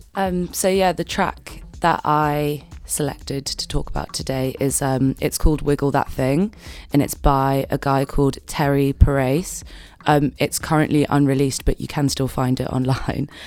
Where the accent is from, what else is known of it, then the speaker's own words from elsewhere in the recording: London, United Kingdom; now in Manchester, United Kingdom; I'm, I'm from London, so I have only ever really, like, been out in, like, London and Manchester